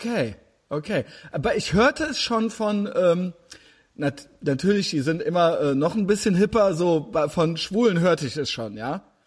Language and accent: German; Germany; als Deutsche